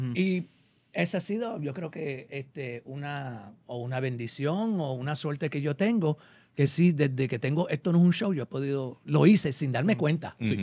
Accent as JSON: {"language": "Spanish", "region": "New York", "country": "United States", "tie": "born or raised there", "also_born_or_lived": "Puerto Rico", "moved": "yes", "lives_now": "Los Angeles, United States", "said": "soy nacido y criado en Nueva York."}